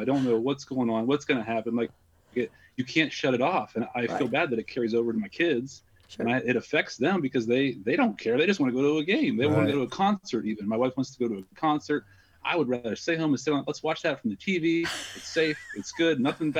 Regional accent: Pennsylvania, United States; also born or lived in Columbus, Ohio; now in Ohio, United States; I'm originally from Pennsylvania.

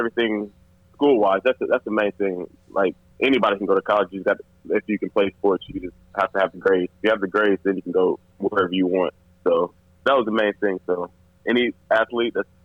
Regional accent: Middletown, Ohio, United States; moved away as an adult; now in San Antonio, United States; So I'm from Middletown, Ohio. So I played football in Middletown, Ohio.

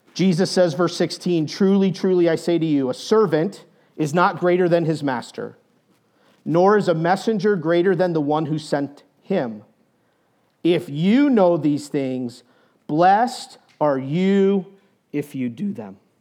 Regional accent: New Hampshire, United States; moved away as an adult; also born or lived in Indiana / Steamboat Springs, Colorado; I grew up in New Hampshire

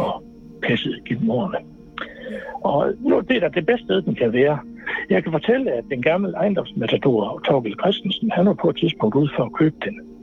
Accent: Aalborg, North Denmark Region, Denmark; jeg er gammel Aalborg-dreng

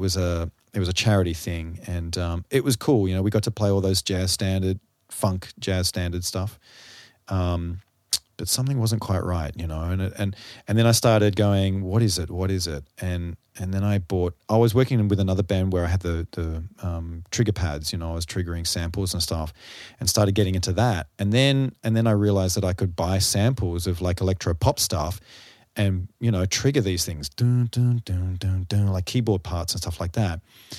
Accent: Sydney, New South Wales, Australia; also born or lived in New York; I grew up on the North Shore of Sydney in bands and not as a session drummer.

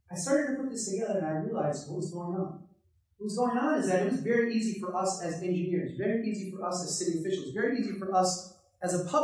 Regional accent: Brainerd, Minnesota, United States; I live in a small town in central Minnesota. I uh, grew up on the farm homestead of my great great grandparents.

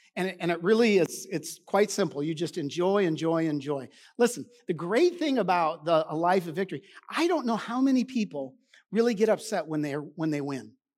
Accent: Washington, United States; also born or lived in Arizona; now in Texas, United States; I grew up in Washington where we boated all the time

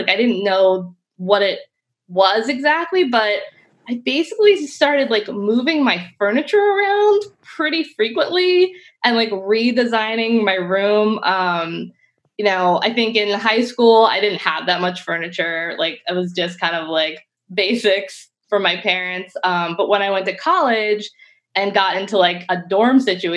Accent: Harford County, Maryland, United States; moved away as an adult; also born or lived in Baltimore / Syracuse; I am originally from Harford County, but I went to like a K-12 school in Baltimore City

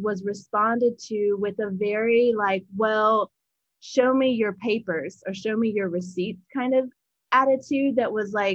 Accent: Appalachia, United States; I grew up Southern Baptist in Appalachia with my great-grandmother

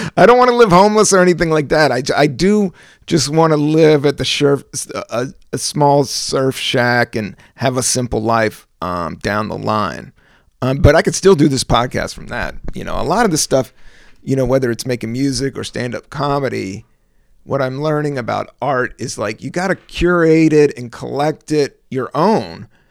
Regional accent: Virginia, United States; also born or lived in Washington, D.C.; I was born in D C, raised in Virginia

